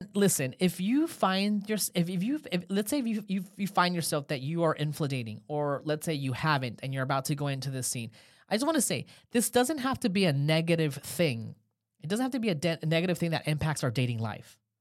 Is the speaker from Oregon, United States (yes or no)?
no; Los Angeles, California, United States; now in Haifa, Israel; I'm from Los Angeles originally